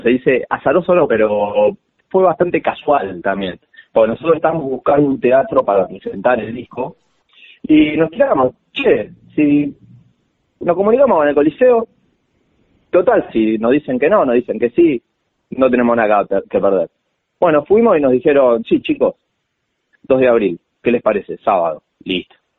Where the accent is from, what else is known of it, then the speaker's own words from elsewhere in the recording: La Plata, Buenos Aires Province, Argentina; soy acá de la ciudad, soy platense.